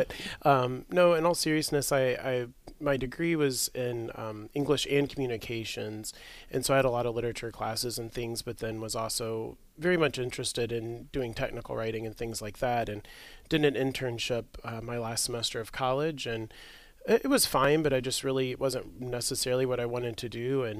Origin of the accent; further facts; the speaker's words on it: Memphis, Tennessee, United States; moved away as an adult; now in Eau Claire area, United States; I'm originally from Memphis, Tennessee, and my wife is from the Eau Claire area. So we moved here in 2012.